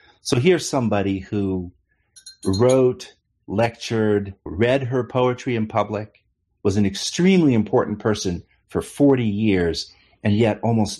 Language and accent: English; Albany, California, United States; moved away as an adult; also born or lived in Swarthmore, Pennsylvania / Sweden; now in Tuscaloosa, United States; I grew up in the Bay Area in 1962. So I'm the next generation after this sort of the big movement. So I'm the child, the little small baby in the arms of my mother, et cetera, et cetera. I was raised in Oakland and Berkeley in a small